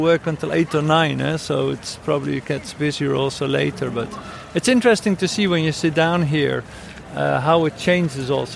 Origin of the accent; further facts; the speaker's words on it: Netherlands; now in Barcelona, Spain; I come from the Netherlands